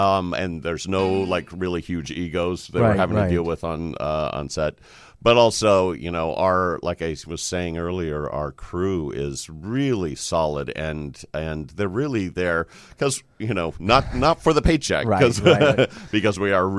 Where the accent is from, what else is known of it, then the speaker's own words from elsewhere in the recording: Sacramento, California, United States; I grew up in Sacramento.